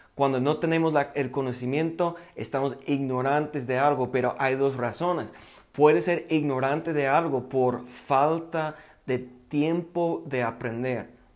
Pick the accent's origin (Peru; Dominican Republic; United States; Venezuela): United States; accent: gringo; Spanish is a second language; moved away as an adult; now in Mexico; yo todavía yo hablo como gringo